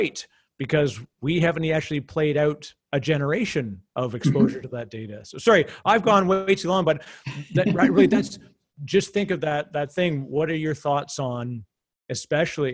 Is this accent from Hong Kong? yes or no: no; Canada; as a Canadian